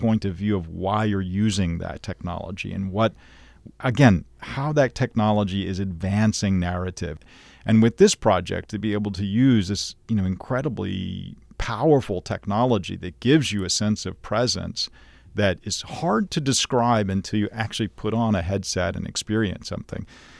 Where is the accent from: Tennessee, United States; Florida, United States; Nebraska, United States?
Tennessee, United States; Nashville; One is, you know, I grew up in Nashville, Tennessee. And at that point, we didn't have a Shakespeare company there.